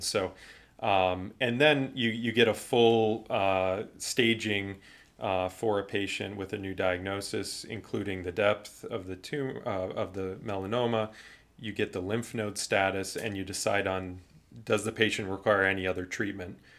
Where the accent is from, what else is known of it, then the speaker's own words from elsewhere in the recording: Cleveland, Ohio, United States; I'm from Cleveland